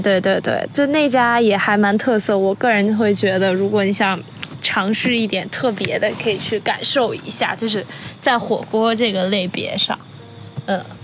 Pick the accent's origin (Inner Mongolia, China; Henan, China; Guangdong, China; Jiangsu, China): Henan, China; Zhengzhou; 我是从小在二期 取长大的